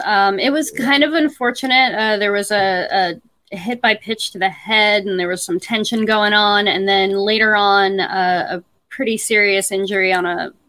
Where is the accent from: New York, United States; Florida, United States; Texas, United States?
Florida, United States; Tampa; now in Seattle, United States; I grew up in Tampa, right?